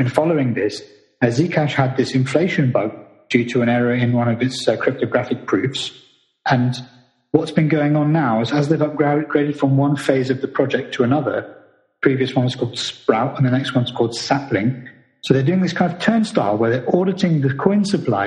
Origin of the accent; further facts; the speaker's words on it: United Kingdom; I'm not American. I'm British